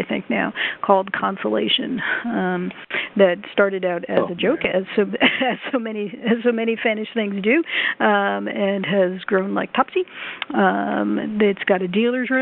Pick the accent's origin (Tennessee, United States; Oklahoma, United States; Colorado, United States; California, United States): Tennessee, United States; Chattanooga; Libertycon that's here in my hometown, Chattanooga